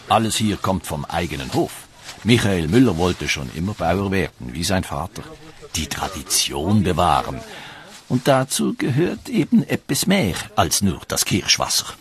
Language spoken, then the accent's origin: German; Switzerland; Bei uns in der Schweiz ist das Alemannische offizielle Landessprache